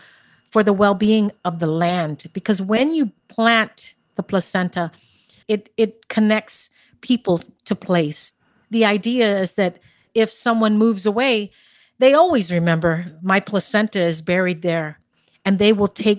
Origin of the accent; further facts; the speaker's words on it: Guam; Born and raised in Guam in the Marianas.